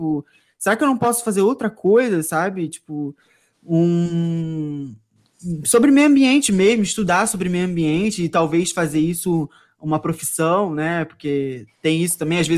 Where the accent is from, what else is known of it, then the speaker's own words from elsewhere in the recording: Brazil; A gente é brasileiro, né?